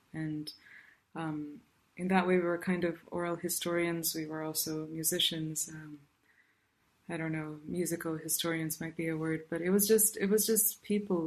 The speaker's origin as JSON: {"language": "English", "region": "South India", "country": "India", "tie": "born or raised there", "moved": "yes", "lives_now": "Irvine, United States", "said": "I grew up in South India, and um, and right now I'm speaking to you from Irvine, California."}